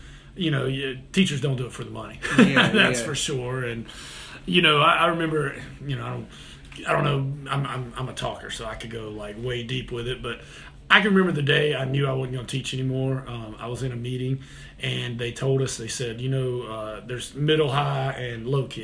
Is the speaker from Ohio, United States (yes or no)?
no; Kernersville, North Carolina, United States; moved away as an adult; also born or lived in Greensboro, North Carolina; now in Charlotte, United States; I came down to Charlotte to teach. And man, I'm from a small town, Kernersville